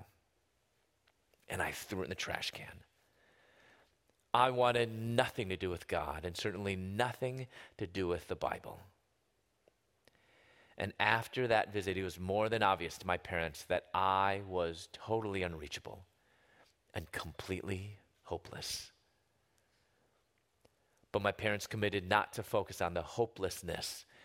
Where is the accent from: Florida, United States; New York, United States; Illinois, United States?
Illinois, United States; Chicago area; moved away as an adult; also born or lived in Louisville, Kentucky; I'm from the Chicago area in the southwest suburbs